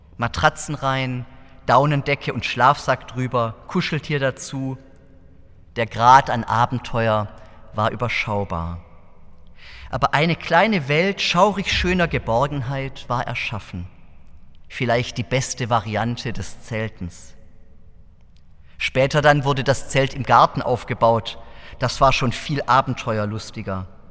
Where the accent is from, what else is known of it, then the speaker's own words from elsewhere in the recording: Southern Germany, Germany; in meiner Heimatgemeinde im Süddeutschen